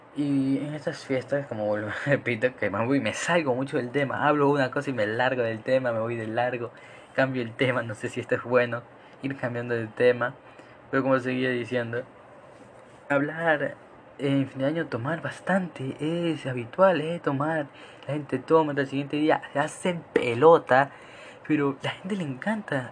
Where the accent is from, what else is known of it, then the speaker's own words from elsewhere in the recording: Ecuador; Acá en Ecuador, yo soy ecuatoriano